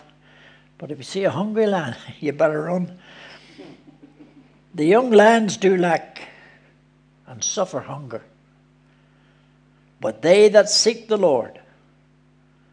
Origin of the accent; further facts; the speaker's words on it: Belfast, Northern Ireland, United Kingdom; also born or lived in Philadelphia, United States; I was raised in Belfast, a district called the Hammer, up the Shankill